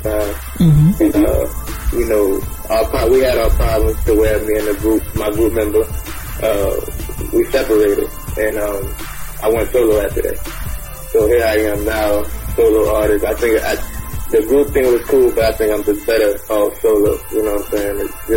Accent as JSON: {"language": "English", "region": "Louisiana", "country": "United States", "tie": "born or raised there", "also_born_or_lived": "Guam / Philadelphia", "said": "I was raised in Louisiana, but I was born in Guam"}